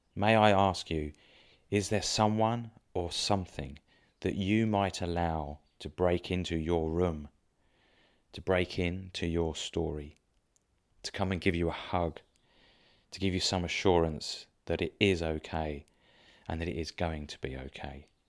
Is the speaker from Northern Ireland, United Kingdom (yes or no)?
no; Dover, South East England, United Kingdom; I grew up in Dover